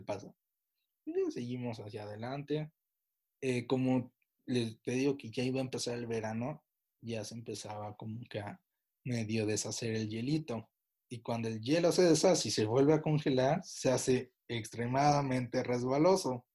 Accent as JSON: {"language": "Spanish", "town": "Pachuca", "region": "Hidalgo", "country": "Mexico", "said": "Soy de Pachuca"}